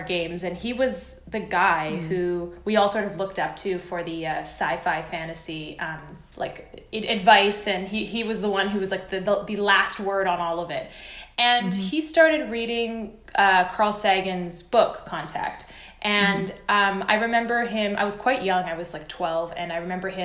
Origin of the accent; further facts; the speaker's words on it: Canada; I am Canadian